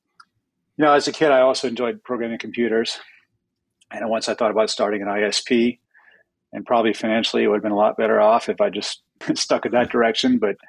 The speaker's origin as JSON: {"language": "English", "region": "London", "country": "United Kingdom", "tie": "born there", "said": "My father is a New Yorker, and I was born in London."}